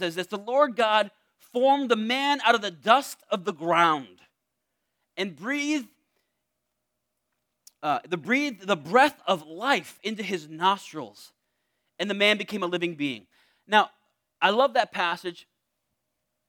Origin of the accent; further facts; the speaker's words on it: Torrington, Connecticut, United States; I was born in Charlotte Hungerford Hospital in Torrington, Connecticut